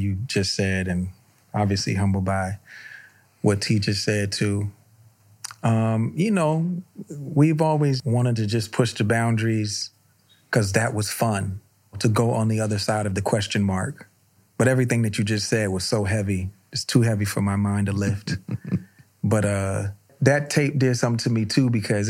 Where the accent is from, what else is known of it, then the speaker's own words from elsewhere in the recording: Virginia Beach, Virginia, United States; I'm from Virginia Beach